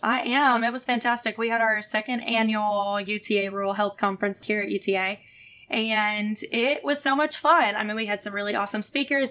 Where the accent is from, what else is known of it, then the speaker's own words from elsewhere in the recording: the South, United States; I'm from the South too